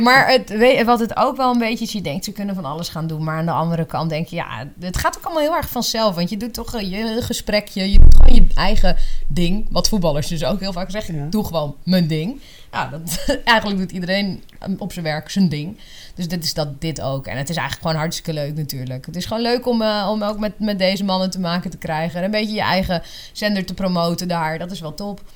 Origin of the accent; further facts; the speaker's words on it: Leusden, Utrecht, Netherlands; ik kom uit Leusden en dat eh, is een dorp bij Amersfoort